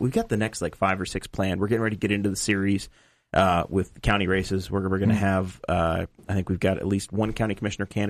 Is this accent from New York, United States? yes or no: yes; Massena, New York, United States; moved away; I grew up in Messina, New York.